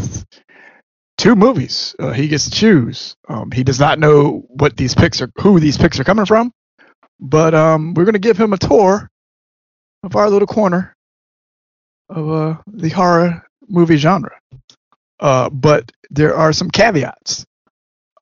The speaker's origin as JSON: {"language": "English", "region": "Maryland", "country": "United States", "said": "I'm from Maryland. I pronounce things differently."}